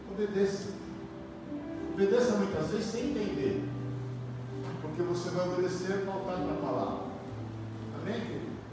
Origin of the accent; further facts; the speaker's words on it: Paulista, São Paulo, Brazil; como bom paulista